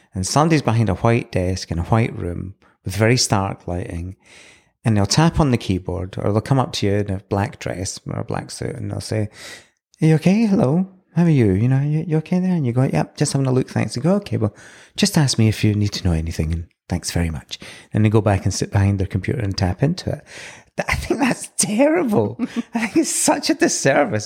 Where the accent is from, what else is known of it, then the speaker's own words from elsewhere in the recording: Edinburgh, Scotland, United Kingdom; now in New Zealand; So I was born in Edinburgh in nineteen seventy.